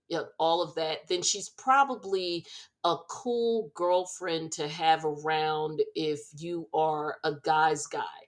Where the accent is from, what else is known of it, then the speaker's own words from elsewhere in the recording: Northeast, United States; we're from the Northeast, Sharita as well, we, the three of us